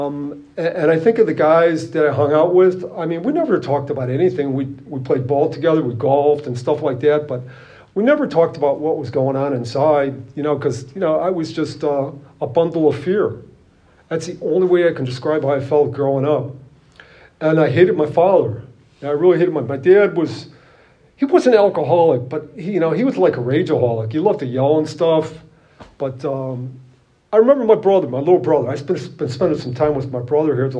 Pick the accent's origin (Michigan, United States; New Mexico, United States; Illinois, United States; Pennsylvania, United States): Illinois, United States; Chicago; I'm from the Chicago area